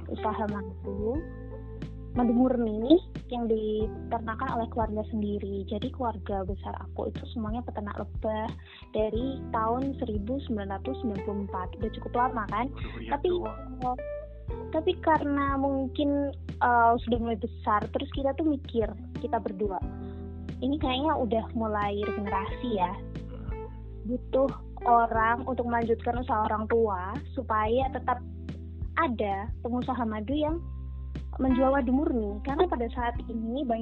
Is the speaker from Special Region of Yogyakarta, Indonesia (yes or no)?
no; Pare, East Java, Indonesia; Uh, aku dari Pare, Kediri, Jawa Timur.